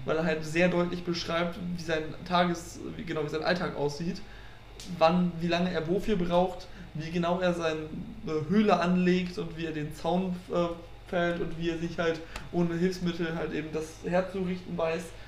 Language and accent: German; Frisia, Germany; now in Münster, Germany; ich bin ja auch äh, Friese, bin schon als kleiner Junge auf Amrum gewesen